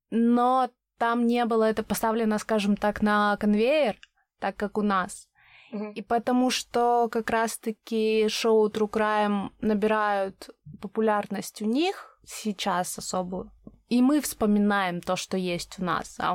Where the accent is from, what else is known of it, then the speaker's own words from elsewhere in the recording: Siberia, Russia; мне как-то знакомый сказал, что я, как сибирячка, разговариваю медленнее, чем он.